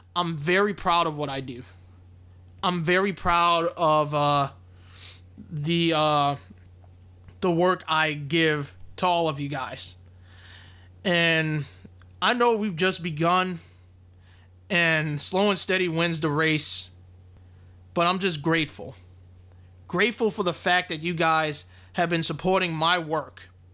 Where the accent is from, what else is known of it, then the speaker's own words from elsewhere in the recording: Louisiana, United States; my hometown in Louisiana